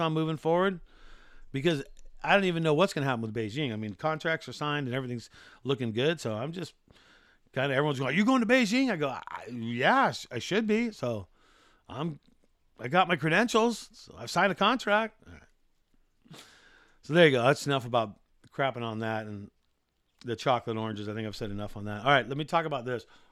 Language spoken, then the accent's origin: English; California, United States; also born or lived in Maui, Hawaii; I've grown up, born and raised in California